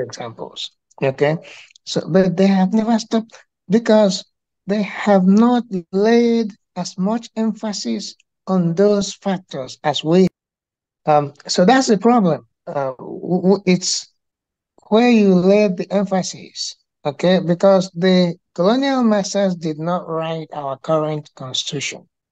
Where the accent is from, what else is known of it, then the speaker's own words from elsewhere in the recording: Anambra, Nigeria; moved away as an adult; now in Georgia, United States; I am from Nigeria originally, and I was not born here.